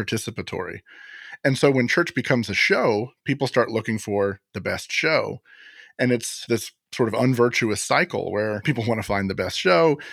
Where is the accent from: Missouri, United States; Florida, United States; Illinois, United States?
Florida, United States; Florida takes the cake, as usual, my home state